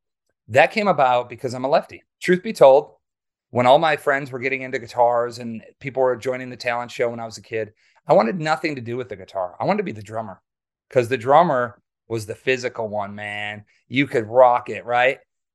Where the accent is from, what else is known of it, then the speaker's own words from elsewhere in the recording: Waukesha, Wisconsin, United States; So I grew up in Wisconsin. Near Milwaukee. I actually was born in Waukesha.